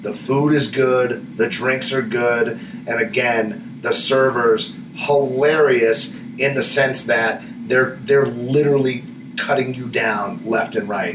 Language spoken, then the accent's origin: English; Florida, United States; now in Las Vegas, United States; I come from Florida